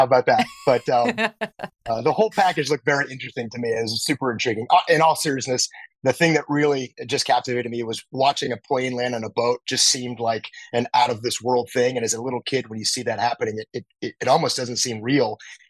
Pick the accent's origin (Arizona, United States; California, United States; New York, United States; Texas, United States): California, United States; El Toro; I grew up in Southern California in a town called El Toro, which happened to be right next to a now closed Marine base called Marine Corps Air Station El Toro.